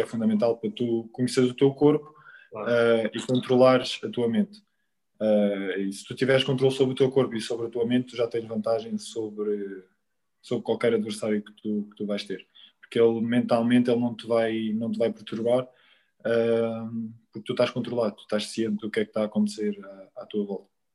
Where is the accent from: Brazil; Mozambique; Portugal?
Portugal; Quarteira, Algarve; moved away; no Quarteirense, um clube do Algarve, da terra onde, onde, eu, onde eu cresci